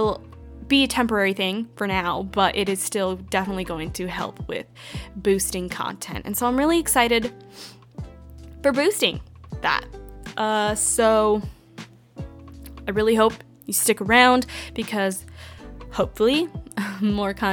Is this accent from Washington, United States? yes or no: yes; Washington, United States; moved away as an adult; now in Arizona, United States; I was born and raised in Washington State, and then I moved to Arizona in August